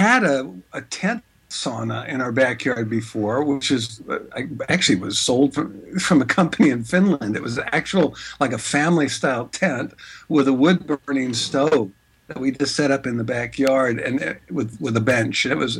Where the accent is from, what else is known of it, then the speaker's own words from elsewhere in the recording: San Francisco, California, United States; also born or lived in Norway / Prague; I was born here in San Francisco, but grew up back and forth to Norway, where my father's from. And also lived in all over Europe, lived in Prague